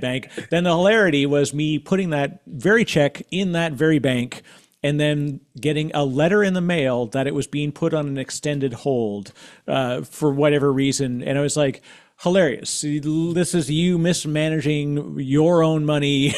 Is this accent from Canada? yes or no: yes; Canada; as a Canadian, uh, uh, I used to, I worked in financial services for a long time